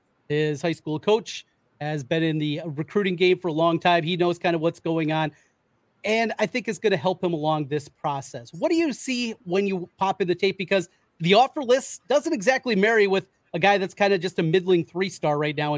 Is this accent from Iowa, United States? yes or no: yes; Iowa, United States; But boy, he's a guy that I'm from North Iowa originally.